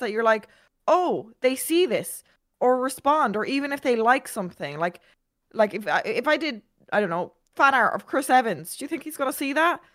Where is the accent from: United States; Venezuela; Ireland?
Ireland; I'm Irish.